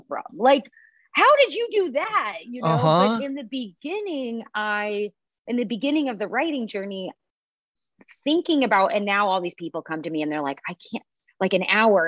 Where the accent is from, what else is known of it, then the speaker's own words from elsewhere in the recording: Pacifica, California, United States; I'm from Pacifica in Half Moon